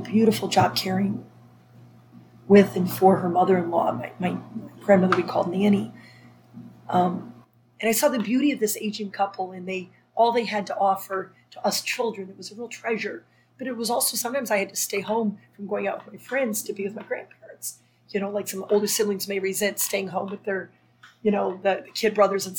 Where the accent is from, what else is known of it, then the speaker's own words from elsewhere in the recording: Minnesota, United States; moved away; also born or lived in France; growing up in Minnesota